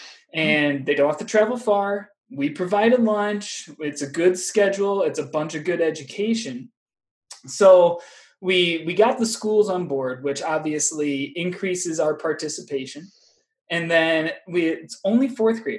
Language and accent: English; Northeast Iowa, United States; moved away as an adult; also born or lived in Wisconsin; now in Minnesota, United States; I'm originally from Northeast Iowa